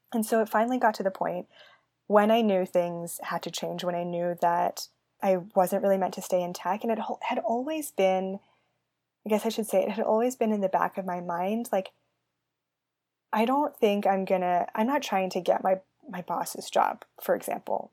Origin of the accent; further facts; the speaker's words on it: San Francisco Bay Area, California, United States; I grew up in the San Francisco Bay Area